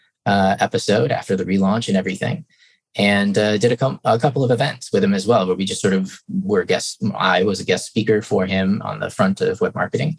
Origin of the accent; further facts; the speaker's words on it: Traverse City, Michigan, United States; my hometown, Traverse City